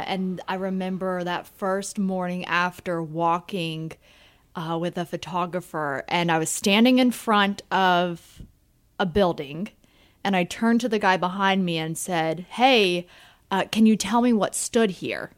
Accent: Marietta, Georgia, United States; moved away as an adult; now in Central Pennsylvania, United States; I grew up in Marietta, Georgia

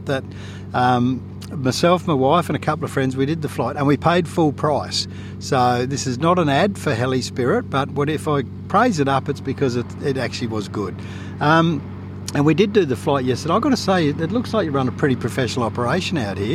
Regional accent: South Australia, Australia; being a fellow crow eater

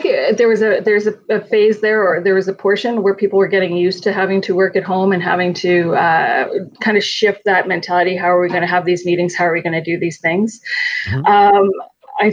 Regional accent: Calgary, Alberta, Canada; I'm from Calgary

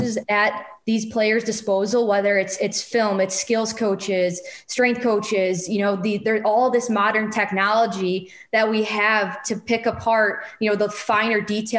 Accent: Chicago, Illinois, United States; also born or lived in San Jose; my hometown team

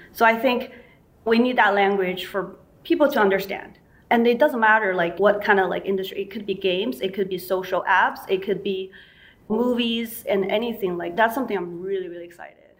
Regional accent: China; moved away; I grew up in China

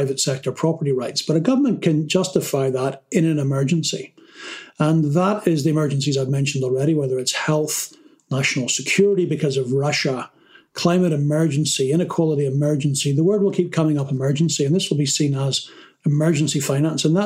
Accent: Ireland; I come from Ireland, and we have a saying in Ireland

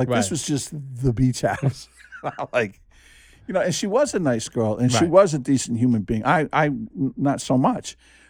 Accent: New Jersey, United States; Now, I grew up in Jersey, you know, and the Jersey Shore, it was like four walls and a toilet.

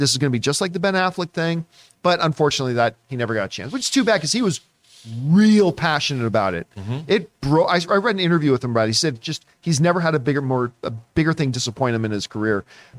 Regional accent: Canada; I always get made fun of because I'm a Canadian.

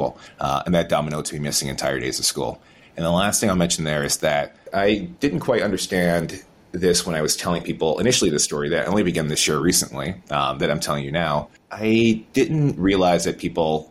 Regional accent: Albany, New York, United States; moved away as an adult; now in Boston, United States; Born and raised in Albany, New York

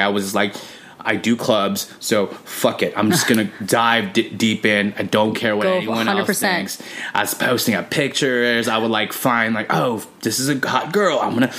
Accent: Los Angeles, California, United States; Born and raised in Los Angeles, California.

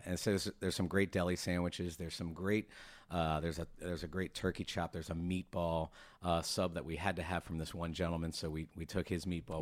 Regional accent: Maryland, United States; now in Norfolk, United States; I'm originally from Maryland

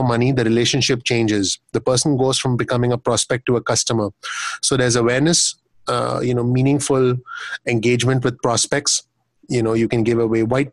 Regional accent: India; now in United States; having lived, living and growing up in India

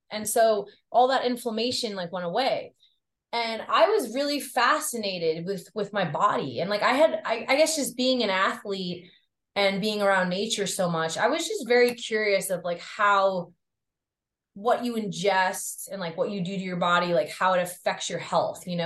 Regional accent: New York, United States; I grew up on the North Shore of Long Island, which is uh very rural. Like, it's it's very suburban, rural. There's a lot of farms. There's a lot of vineyards. There's a lot of beaches, okay.

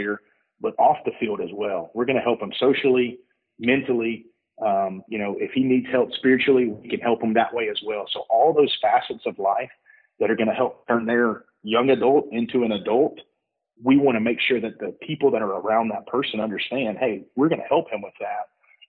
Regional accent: Mississippi, United States; moved away; I'm from Mississippi. We got a kid that's at a Mississippi JUCO. Like, hey, I lived in Mississippi for, you know, 20 years. I know, you know, 21 years

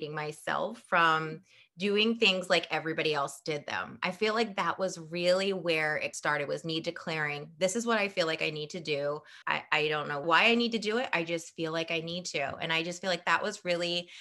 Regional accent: Lewes, Delaware, United States; also born or lived in Edinburgh, Scotland; I am born and raised in Lewis, Delaware

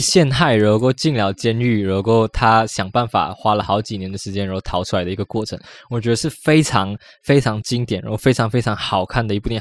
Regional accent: Malaysia; 我们马来西亚的一些文化

